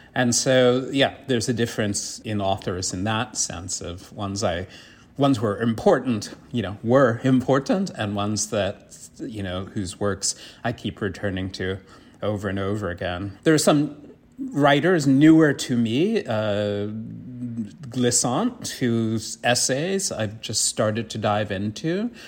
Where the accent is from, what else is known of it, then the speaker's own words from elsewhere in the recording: New York City, New York, United States; I grew up in the South Bronx